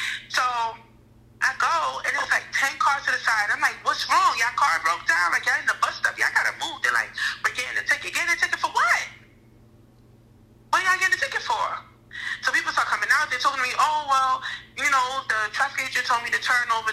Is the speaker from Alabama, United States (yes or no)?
no; New York City, New York, United States; also born or lived in Crown Heights, Brooklyn; I was in Brooklyn, yeah, but I was from Bed-Stuy